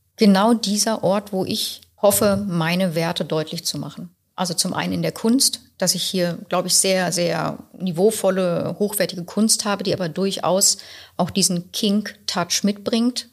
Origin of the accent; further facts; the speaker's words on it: Berlin, Germany; ich bin mit sechs Wochen zugezogen. Also bin ich Berlinerin.